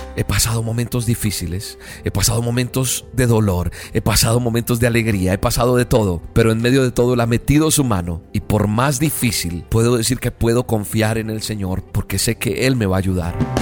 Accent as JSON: {"language": "Spanish", "country": "Colombia", "said": "en Colombia, mi tierra amada, en Bogotá"}